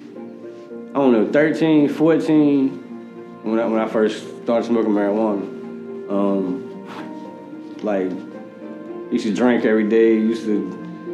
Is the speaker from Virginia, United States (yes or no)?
yes; Richmond, Virginia, United States; also born or lived in Fayetteville, North Carolina / Chesterfield, Virginia; I'm originally from Richmond, Virginia. I grew up back and forth from Chesterfield, Richmond, to Fayetteville, North Carolina